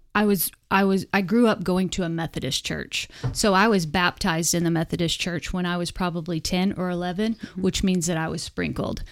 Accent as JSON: {"language": "English", "town": "Elk City", "region": "Oklahoma", "country": "United States", "tie": "born or raised there", "also_born_or_lived": "Wellston, Oklahoma", "said": "I was born and raised in Western Oklahoma"}